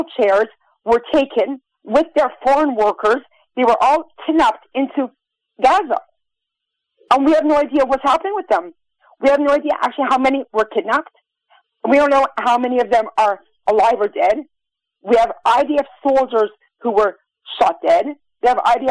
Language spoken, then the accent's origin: English; United States; now in Israel; I'm American